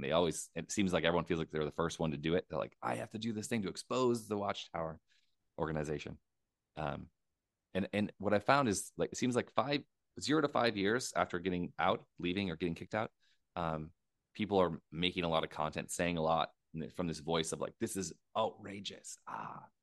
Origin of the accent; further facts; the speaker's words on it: United States; moved away; I'm an American.